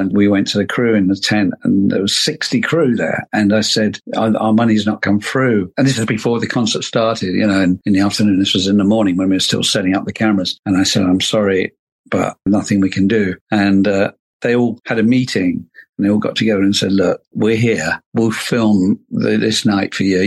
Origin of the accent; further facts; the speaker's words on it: London, United Kingdom; also born or lived in Dublin, Ireland; I grew up in London